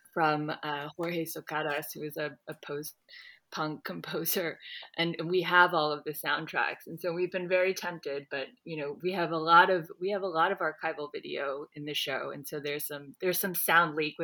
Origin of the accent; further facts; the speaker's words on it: Miami, Florida, United States; I grew up in Miami